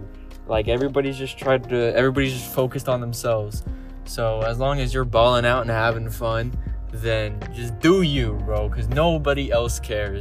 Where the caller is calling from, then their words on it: Boise, Idaho, United States; calling from Boise in the US.